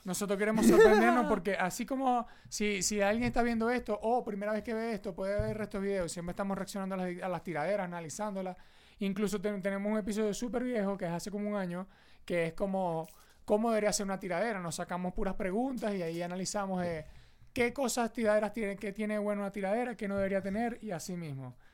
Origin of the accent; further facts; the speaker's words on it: Venezuela; Uno como venezolano